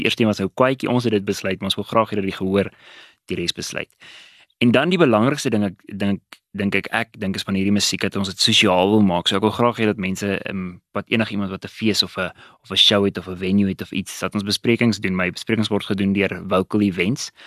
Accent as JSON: {"language": "Afrikaans", "town": "Witbank", "region": "Mpumalanga", "country": "South Africa", "tie": "born or raised there", "also_born_or_lived": "Pretoria", "moved": "as an adult", "said": "Ek het groot geword in Witbank"}